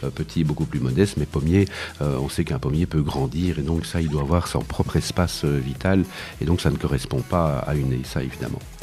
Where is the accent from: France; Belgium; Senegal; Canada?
Belgium; Wallonia; chez nous en Wallonie, en Belgique